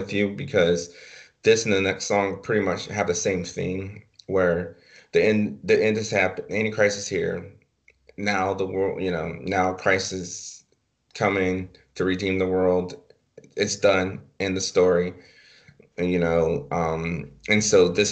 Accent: the South, United States; growing up in the South in the 90s

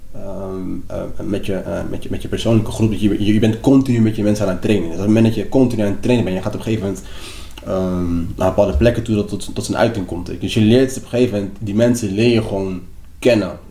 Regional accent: Papendrecht, South Holland, Netherlands; also born or lived in Lagos, Nigeria / Rotterdam; mijn school waar ik ben opgegroeid in Papendrecht

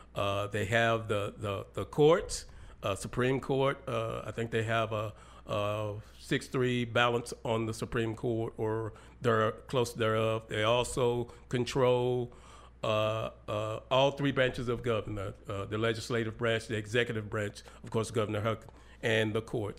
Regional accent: Hope, Arkansas, United States; Hope, Arkansas, my hometown

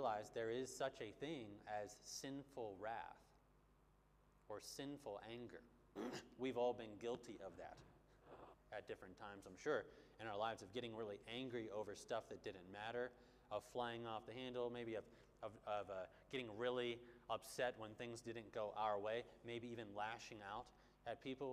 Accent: Bloomington, Minnesota, United States; moved away; Back where I'm from, there's like the biggest mall in America called the Mall of America

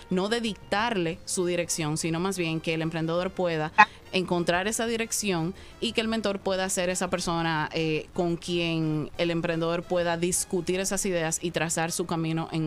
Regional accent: Dominican Republic; soy más dominicana que el plátano, cualquier cosa también.

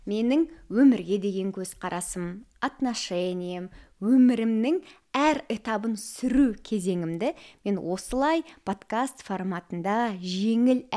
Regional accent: Lenger, Turkistan Region, Kazakhstan; мен де сіздер секілді қарапайым отбасыданмын кішкентай ленгер деген қаланың тумасымын

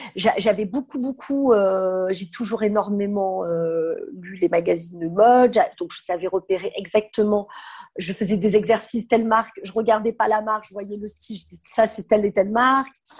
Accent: south of France, France; moved away as an adult; now in Paris, France; je viens du sud de la France

